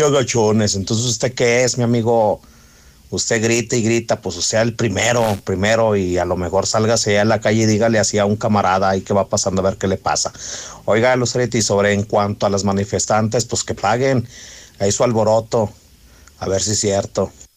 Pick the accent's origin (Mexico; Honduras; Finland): Mexico; Rincón de Romos, Aguascalientes; yo soy de Ricón de Ramos